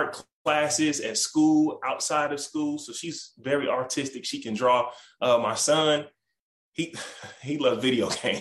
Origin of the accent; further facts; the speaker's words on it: Milwaukee, Wisconsin, United States; now in Houston, United States; That's my hometown.